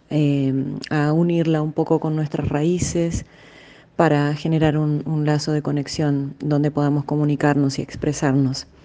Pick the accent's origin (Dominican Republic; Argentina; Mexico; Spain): Argentina; somos argentinos, músicos argentinos que nos dedicamos al fado, a la música emblemática de Portugal la canción de Portugal.